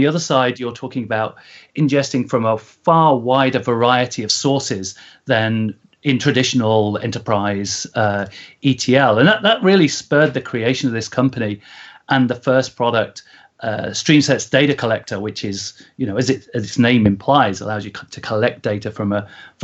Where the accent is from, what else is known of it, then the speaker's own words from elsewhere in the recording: Coventry, West Midlands, United Kingdom; now in California, United States; I'm originally from Coventry